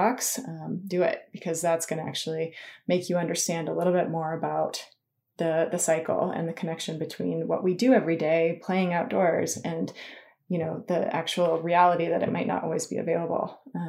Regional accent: Tahoe, California, United States; I grew up skiing. You know, I grew up in Tahoe, so I skied.

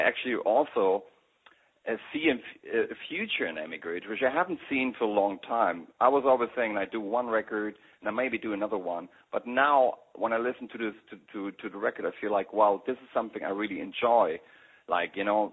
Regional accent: Berlin, Germany; accent: German; English is a second language; I grew up like in East Berlin

